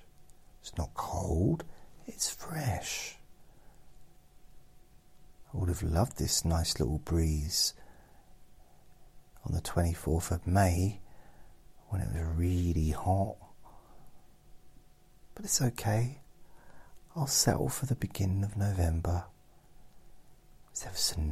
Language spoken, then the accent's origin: English; England, United Kingdom; we're English